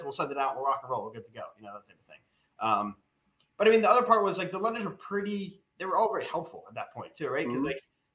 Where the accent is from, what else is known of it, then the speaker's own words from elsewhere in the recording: Westchester, New York, United States; moved away as an adult; also born or lived in North Jersey; now in Pittsburgh, United States; I grew up in Westchester. I was in North Jersey